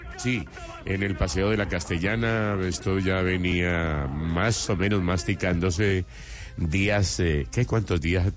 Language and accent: Spanish; Antioquia, Colombia; yo soy antioqueño